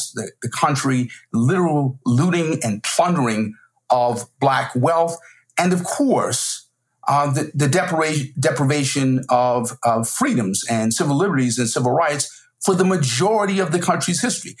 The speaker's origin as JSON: {"language": "English", "region": "South Carolina", "country": "United States", "said": "We're both from South Carolina"}